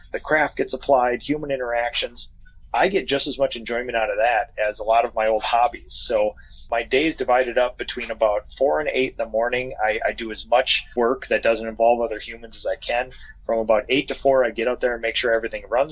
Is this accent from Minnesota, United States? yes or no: yes; Minnesota, United States; We have a little hobby farm outside of my hometown, and it's basically a mini biome with a biome of Minnesota